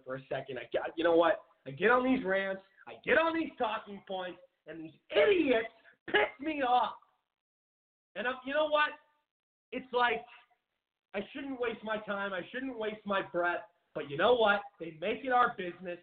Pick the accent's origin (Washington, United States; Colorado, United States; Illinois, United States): Washington, United States; Seattle; moved away as an adult; now in Phoenix, United States; Seattle, my home. I've lived in Phoenix, Arizona for about 7 years now. And I'm from Seattle.